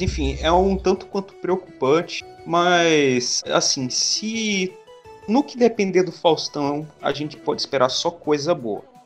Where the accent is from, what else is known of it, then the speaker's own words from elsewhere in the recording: Northeast Region, Brazil; eu sou nordestino